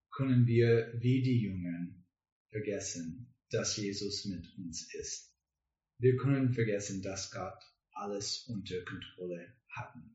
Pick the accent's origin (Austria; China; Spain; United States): United States; German is a second language; now in Germany; Wir kommen aus den USA, aber jetzt wohnen und arbeiten wir in das Viertel.